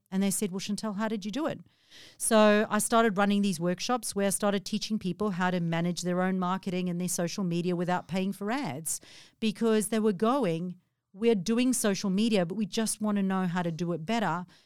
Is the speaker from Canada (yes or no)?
no; South Africa; moved away as an adult; now in Australia; 14 years ago, I moved from South Africa